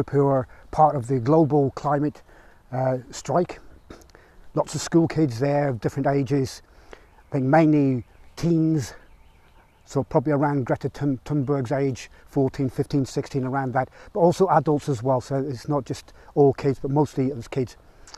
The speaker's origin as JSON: {"language": "English", "town": "Rugby", "region": "West Midlands", "country": "United Kingdom", "tie": "born or raised there", "said": "here in my hometown of Rugby"}